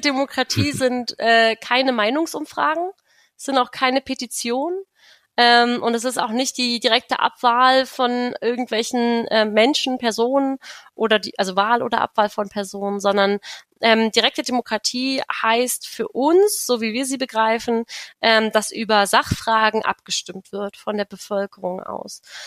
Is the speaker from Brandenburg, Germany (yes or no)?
yes; Königs Wusterhausen, Brandenburg, Germany; also born or lived in Berlin; Ich komme auch aus Brandenburg, aus Königs Wusterhausen. Da bin ich zur Schule gegangen.